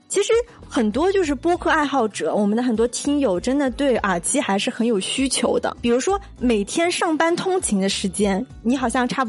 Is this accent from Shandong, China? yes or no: no; Nantong, Jiangsu, China; 我今天是来自江苏南通的